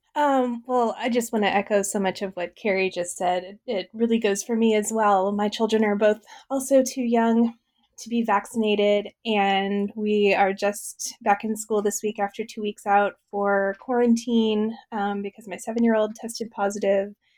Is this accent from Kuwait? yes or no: no; Midwest, United States; I grew up in the Midwest um, uh, in a farm family